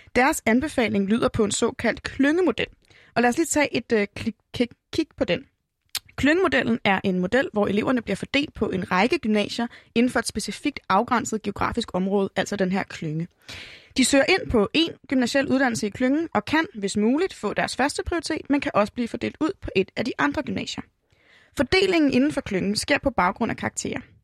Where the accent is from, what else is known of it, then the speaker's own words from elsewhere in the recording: Hillerød, Capital Region of Denmark, Denmark; min hjemby Hillerød